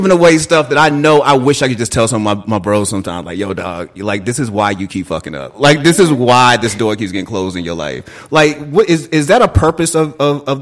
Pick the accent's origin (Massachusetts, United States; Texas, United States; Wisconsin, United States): Massachusetts, United States; Boston; growing up, I'm from Boston. Growing up, I remember when we had Chinatown, and there was this place called the Combat Zone.